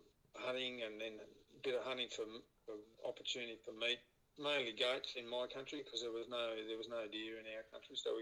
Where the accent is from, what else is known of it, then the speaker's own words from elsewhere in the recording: New South Wales, Australia; I grew up in New South Wales